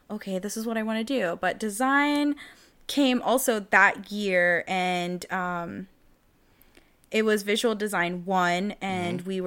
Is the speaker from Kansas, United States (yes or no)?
no; Jacksonville, North Carolina, United States; I come from Jacksonville, North Carolina.